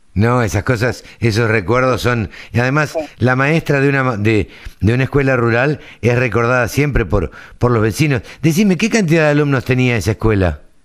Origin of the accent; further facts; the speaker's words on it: Maipú, Buenos Aires Province, Argentina; yo soy de Maipú